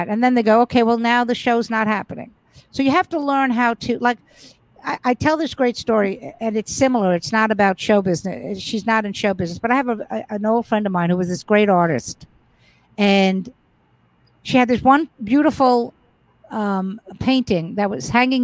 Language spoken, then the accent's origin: English; New York City, New York, United States; I grew up in Brooklyn